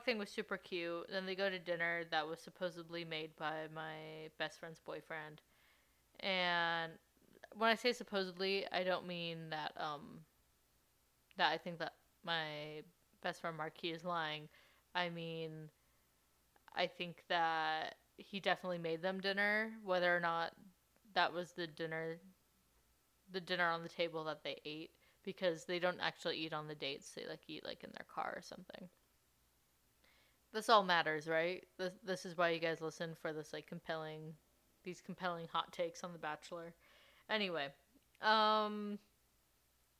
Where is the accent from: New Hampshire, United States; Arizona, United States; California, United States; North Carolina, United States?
California, United States; La Quinta; moved away as an adult; also born or lived in Utah; now in Las Vegas, United States; this is what happened in my hometown. This happened in La Quinta in Palm Springs. Went to La Quinta High School.